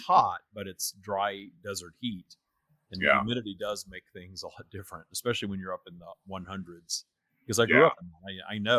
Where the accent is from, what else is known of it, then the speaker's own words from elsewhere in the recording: Minden, Louisiana, United States; It's a town called Minden, Louisiana, is where I grew up.